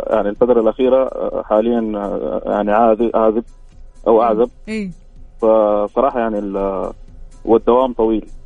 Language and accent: Arabic; Sudan; moved away; انا طبعا سوداني